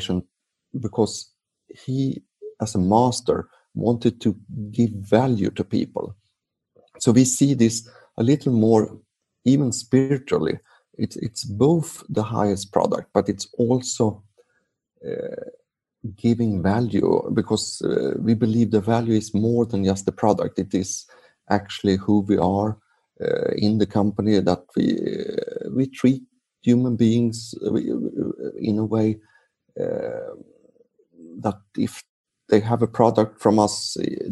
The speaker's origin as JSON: {"language": "English", "country": "Sweden", "second_language": "English", "said": "I'm from Sweden"}